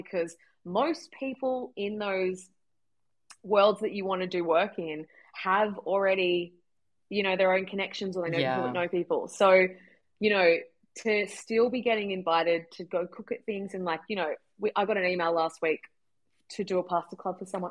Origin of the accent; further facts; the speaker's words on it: Toowoomba, Queensland, Australia; moved away as an adult; also born or lived in Melbourne, Australia; now in Sydney, Australia; I was from Toowoomba